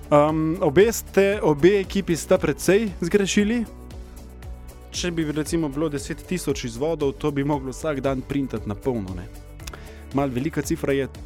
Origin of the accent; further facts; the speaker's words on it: Slovenia; Slovenci smo kulturen narod.